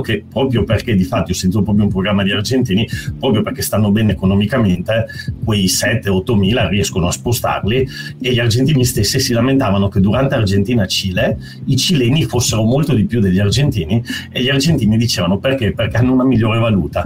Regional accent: Italy; also born or lived in Lithuania

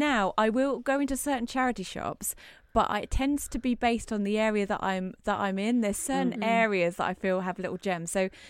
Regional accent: Ipswich, East of England, United Kingdom; I'd have to go to all six charity shops in my hometown of Ipswich before I could go to college

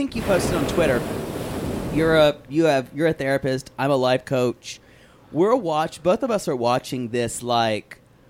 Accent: South Carolina, United States; growing up in South Carolina.

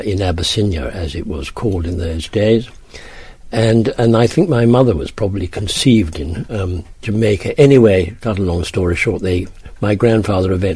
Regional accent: Ireland; also born or lived in Dublin / Leicestershire; we were born in Hatch Street, appropriately named, in Dublin, a Dublin nursing home, where lots of people, we were brought up at Ballinure

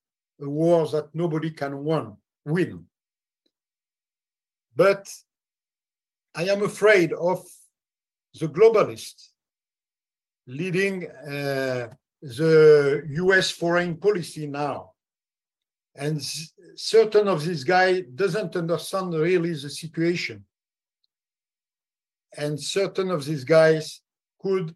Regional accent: France; I am just a simple and humble French citizen

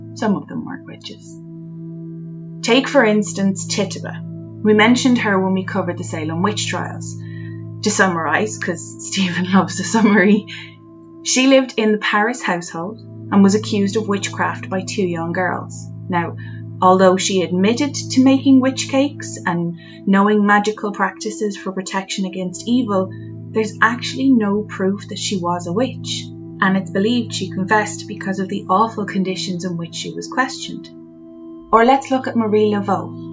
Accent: Ireland; growing up in Ireland

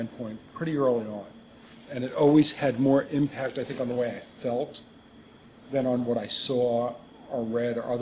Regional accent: New York, United States; I grew up in New York and just outside the city

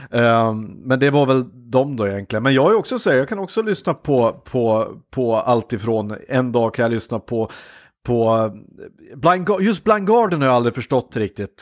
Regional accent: Hudiksvall, Gävleborg County, Sweden; now in Gothenburg, Sweden; som hälsing

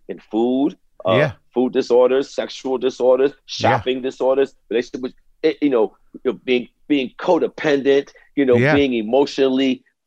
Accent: New York City, New York, United States; I grew up in Brooklyn, man. I grew up in East Flatbush, Brooklyn

